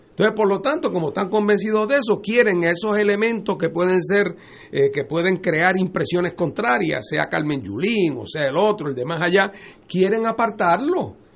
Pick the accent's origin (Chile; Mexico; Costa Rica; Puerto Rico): Puerto Rico; estamos en la discusión ideológica porque todos somos puertorriqueños.